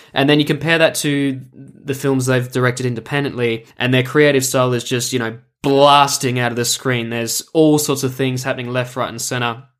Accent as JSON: {"language": "English", "town": "Melbourne", "region": "Victoria", "country": "Australia", "tie": "born or raised there", "said": "I come to you today from my hometown of Melbourne, Australia."}